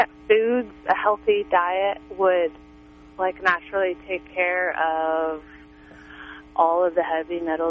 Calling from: Laytonville, California, United States; Hi, I'm from Laytonville.

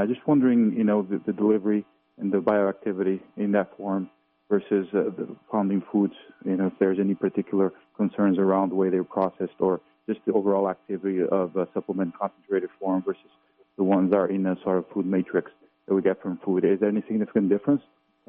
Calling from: Connecticut, United States; I'm from Connecticut, and my question is

